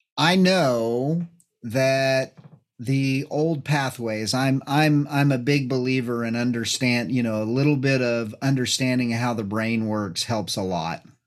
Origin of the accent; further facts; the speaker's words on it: New Mexico, United States; being from New Mexico, I grew up in New Mexico